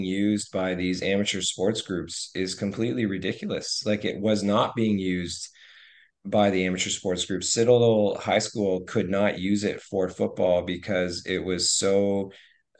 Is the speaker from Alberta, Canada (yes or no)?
no; Hamilton, Ontario, Canada; now in Halifax, Canada; I grew up in Hamilton